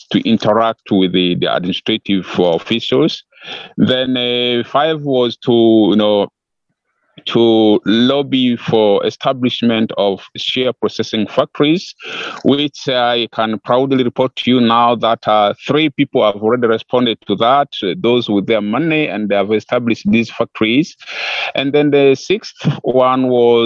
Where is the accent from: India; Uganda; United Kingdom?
Uganda; West Nile; my home area, which is West Nile. West Nile is northwestern part of Uganda